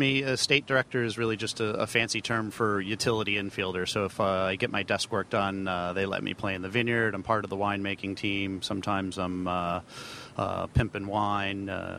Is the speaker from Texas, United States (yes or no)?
no; Maine, United States; moved away as an adult; also born or lived in Italy; now in Virginia, United States; So I grew up in Maine